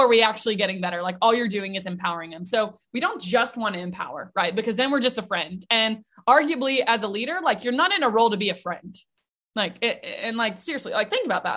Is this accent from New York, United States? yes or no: no; Nashville, Tennessee, United States; I'm actually born and raised in Nashville, Tennessee